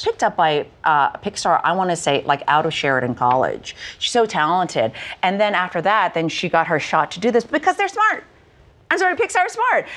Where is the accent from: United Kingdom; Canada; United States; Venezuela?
Canada; having been born and raised in Canada